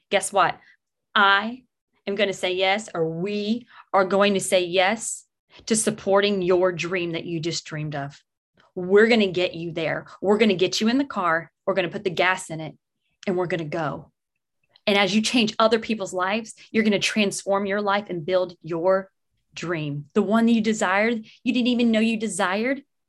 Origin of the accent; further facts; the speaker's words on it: Texas, United States; now in New Jersey, United States; I'm in New Jersey, but I'm from Texas.